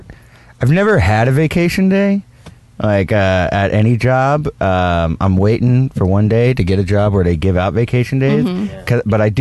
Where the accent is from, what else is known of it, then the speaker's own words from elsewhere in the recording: Texas, United States; also born or lived in Louisiana; I'm from Louisiana, but then we moved over to Texas